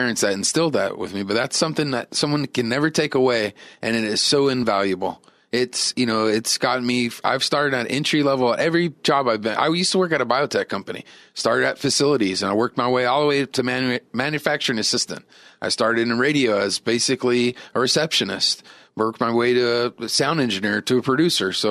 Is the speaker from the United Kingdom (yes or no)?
no; San Diego, California, United States; I grew up in La Jolla